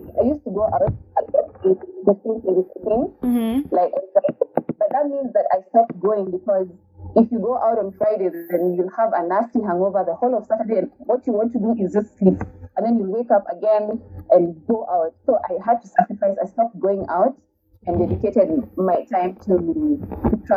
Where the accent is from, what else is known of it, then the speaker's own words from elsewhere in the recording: Kenya; accent: Kenyan; for me as a Kenyan